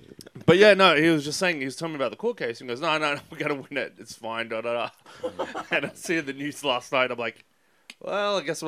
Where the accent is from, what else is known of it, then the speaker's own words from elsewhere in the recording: Sydney, New South Wales, Australia; No, I was born in Sydney.